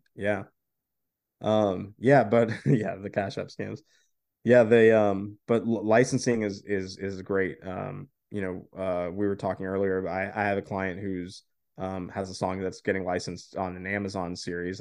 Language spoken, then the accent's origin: English; Florida, United States